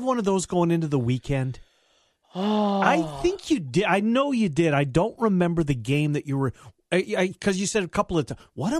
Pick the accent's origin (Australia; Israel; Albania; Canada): Canada; I'm Canadian